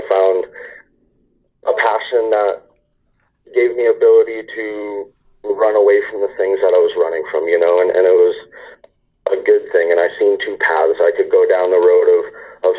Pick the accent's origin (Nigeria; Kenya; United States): United States; Hubbardston, Massachusetts; now in California, United States; Originally, I'm from Boston, Massachusetts, a small town just outside of the city called Hubbardston, Massachusetts. And I was born and raised here